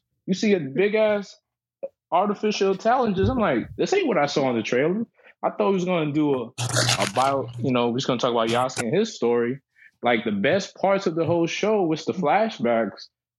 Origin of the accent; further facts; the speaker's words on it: New York City, New York, United States; I'm from the Bronx.